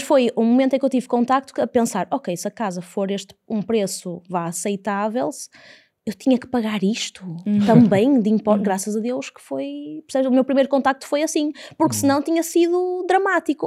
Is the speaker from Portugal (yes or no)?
yes; Porto, Norte, Portugal; also born or lived in Fundão; Sou do Porto, mas vivi no fundão durante cinco anos